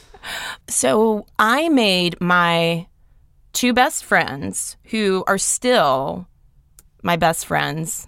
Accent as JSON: {"language": "English", "town": "Athens", "region": "Georgia", "country": "United States", "tie": "born or raised there", "also_born_or_lived": "Atlanta, Georgia", "said": "I grew up in Athens, Georgia"}